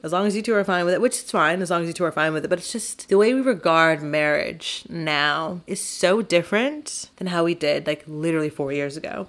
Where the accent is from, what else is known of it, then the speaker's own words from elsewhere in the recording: Texas, United States; I'm from Texas